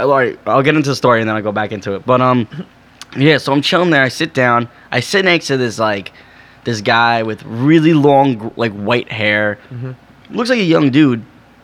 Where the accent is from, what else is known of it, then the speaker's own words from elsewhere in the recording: New York, United States; He's like, where are you from? I was like, New York